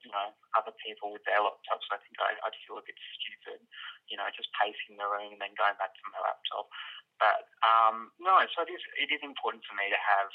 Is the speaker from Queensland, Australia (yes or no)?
yes; Brisbane, Queensland, Australia; I'm from Brisbane